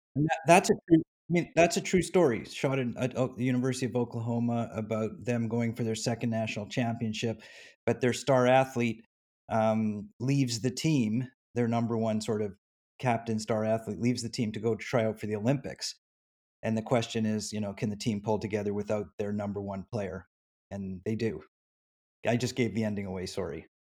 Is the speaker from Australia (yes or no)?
no; Canada; now in United States; I'm formerly from Canada